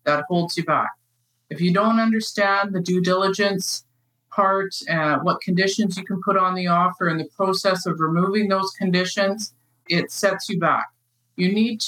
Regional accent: Winnipeg, Manitoba, Canada; I grew up in Winnipeg

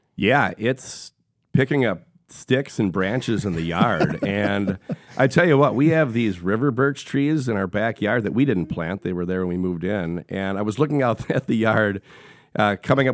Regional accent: Sheboygan, Wisconsin, United States; Born and raised in Sheboygan, Wisconsin, a small town halfway between Milwaukee and Green Bay on Lake Michigan

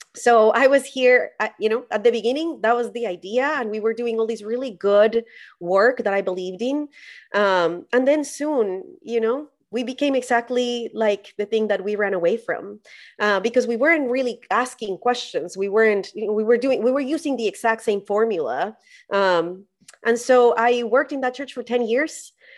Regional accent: Colombia; I grew up in Colombia

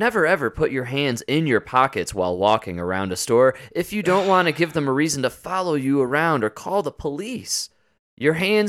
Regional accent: Louisiana, United States; I'm from Louisiana, where they still have "quote unquote" sundown towns.

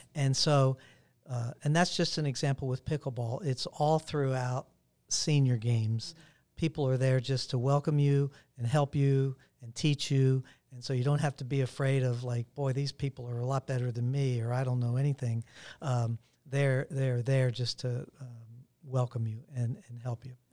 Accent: Pittsburgh, Pennsylvania, United States; moved away; Pittsburgh is a hometown, my hometown

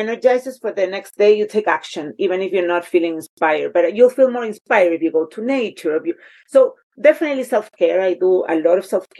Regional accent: Chile; moved away; I grew up in Chile with the ice waters all my life

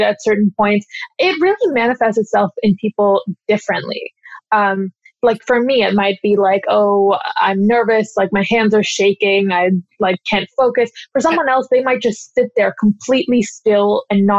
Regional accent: Redmond, Washington, United States; also born or lived in Kirkland, Washington; I was raised in Redmond, and Redmond is like fairly diverse

